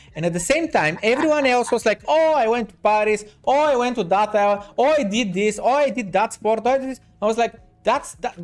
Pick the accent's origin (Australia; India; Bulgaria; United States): Bulgaria; Varna, Varna Province; the city that I'm from Varna